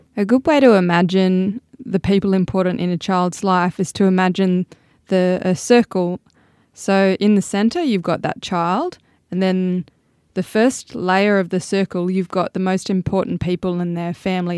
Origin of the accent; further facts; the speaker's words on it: Sydney, New South Wales, Australia; moved away as an adult; now in Tennant Creek, Australia; I'm originally from Sydney.